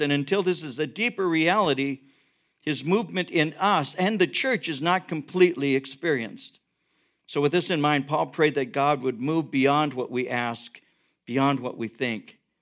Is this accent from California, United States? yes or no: yes; Norwalk, California, United States; where I grew up in Norwalk